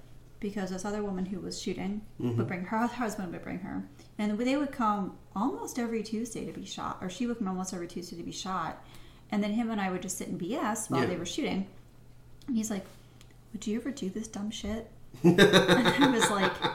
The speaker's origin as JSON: {"language": "English", "town": "Pittsburgh", "region": "Pennsylvania", "country": "United States", "said": "I'm from Pittsburgh, so West Virginia is technically like 45 minutes, an hour away"}